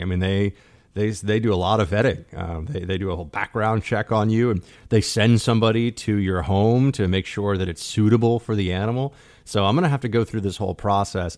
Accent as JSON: {"language": "English", "town": "New York City", "region": "New York", "country": "United States", "tie": "born or raised there", "said": "my hometown"}